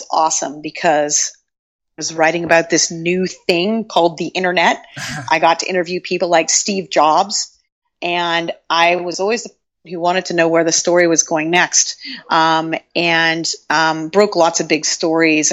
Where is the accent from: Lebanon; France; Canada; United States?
Canada; Toronto, Ontario; moved away as an adult; also born or lived in Montreal, Canada / London, United Kingdom; I'm from Toronto originally in Canada